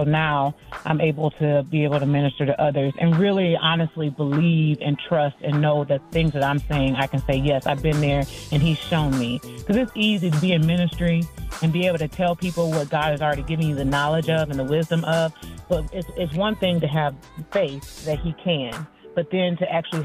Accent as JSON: {"language": "English", "town": "Peoria", "region": "Illinois", "country": "United States", "tie": "born or raised there", "said": "I am from Peoria, Illinois, a city about 2 hours south of Chicago."}